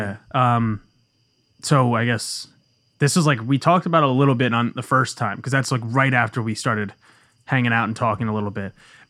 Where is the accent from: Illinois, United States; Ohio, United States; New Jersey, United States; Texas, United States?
New Jersey, United States; Bayonne; born there; Bayonne. I was born in Bayonne.